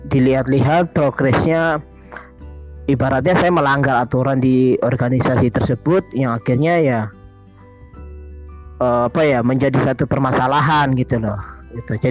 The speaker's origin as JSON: {"language": "Indonesian", "town": "Kupang", "region": "East Nusa Tenggara", "country": "Indonesia", "moved": "as an adult", "said": "kali saya menginjak Surabaya saya kuliah uh, kuliah di tahun 2012 itu banyak yang kamu dari mana oh saya dari ini saya dari Kupang dari Nusa Tenggara Timur"}